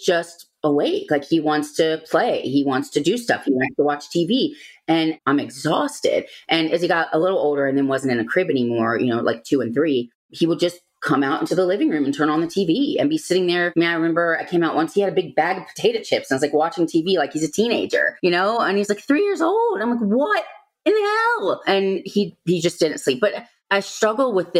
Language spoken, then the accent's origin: English; Virginia, United States; also born or lived in Georgia; we're both from Virginia